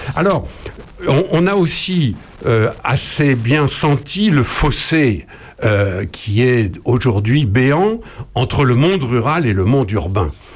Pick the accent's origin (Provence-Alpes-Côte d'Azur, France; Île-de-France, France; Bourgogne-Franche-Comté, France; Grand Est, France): Bourgogne-Franche-Comté, France; Charny; chez nous, à Charnier-Épuisé